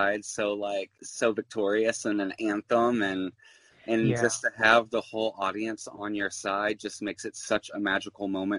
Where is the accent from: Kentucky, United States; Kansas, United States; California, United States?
Kentucky, United States; Louisville; now in New York, United States; I'm from Louisville, Kentucky, and I loved the drag there so much